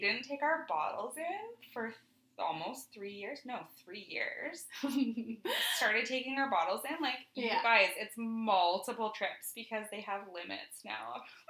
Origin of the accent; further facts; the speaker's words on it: Moose Jaw, Saskatchewan, Canada; I grew up in Moose Jaw.